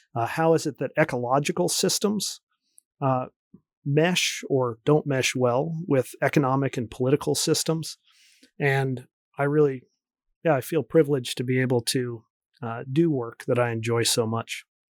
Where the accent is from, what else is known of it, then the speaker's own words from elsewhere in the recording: United States; moved away as an adult; also born or lived in Oregon / Colorado / Michigan; I grew up near Washington, D C